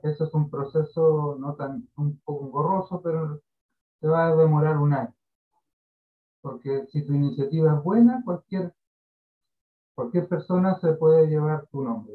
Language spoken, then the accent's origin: Spanish; Carahue, Araucanía, Chile; yo soy de Carahue, de Temuco a la costa